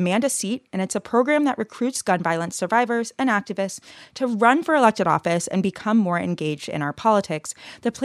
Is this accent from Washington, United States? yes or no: no; Georgia, United States; I grew up in Georgia.